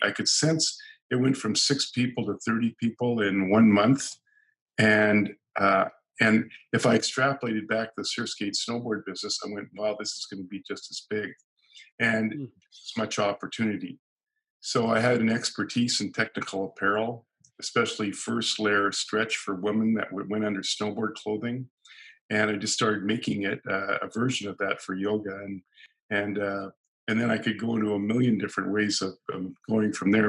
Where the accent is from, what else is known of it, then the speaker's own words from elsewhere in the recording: San Diego, California, United States; now in Canada; I was originally from California, San Diego, and living in Canada.